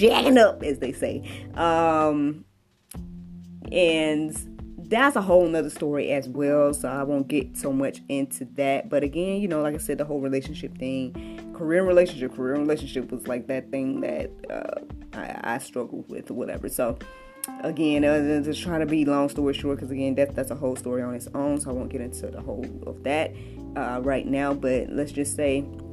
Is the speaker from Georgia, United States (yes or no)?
yes; Georgia, United States; moved away as an adult; led me back here to Georgia, which is my home state